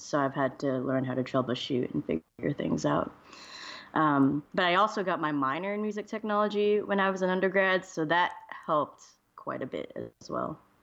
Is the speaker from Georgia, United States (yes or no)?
yes; Georgia, United States; moved away; I'm from Georgia originally